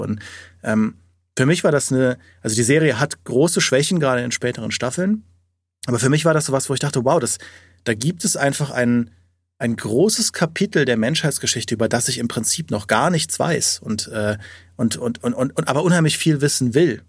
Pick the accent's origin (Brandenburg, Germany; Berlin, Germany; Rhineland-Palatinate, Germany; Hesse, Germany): Rhineland-Palatinate, Germany; Trier; in dem Umfeld von Trier, wo ich aufgewachsen bin